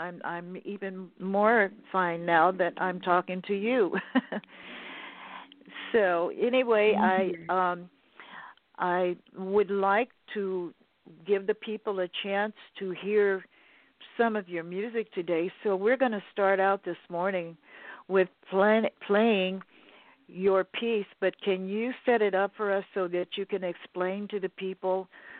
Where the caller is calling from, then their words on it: Los Angeles, California, United States; I'm calling from Los Angeles, California, the Beverly Hills area.